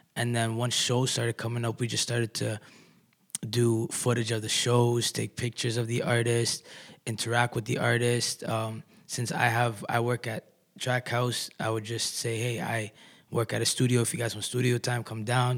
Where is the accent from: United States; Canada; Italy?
Canada; Kitchener, Ontario; I'm an artist from Kitchener Waterloo.